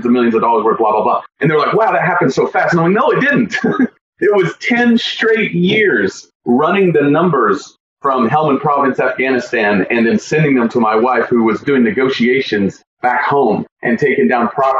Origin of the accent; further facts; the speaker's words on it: Tennessee, United States; moved away as an adult; I grew up in Tennessee